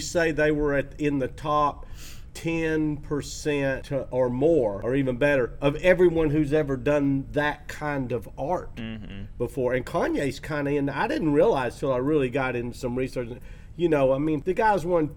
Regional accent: Chattanooga, Tennessee, United States; moved away; I was in Chattanooga, my hometown, back during Christmas time

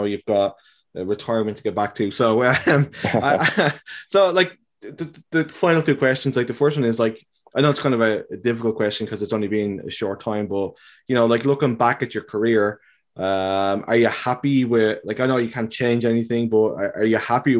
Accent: Ireland; I'm from Ireland

